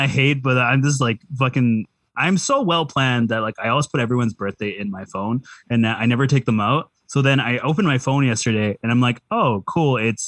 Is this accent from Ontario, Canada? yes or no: no; Vancouver, British Columbia, Canada; I'm born and raised in Vancouver, some people are surprised because, like, I can speak in Cantonese fairly well.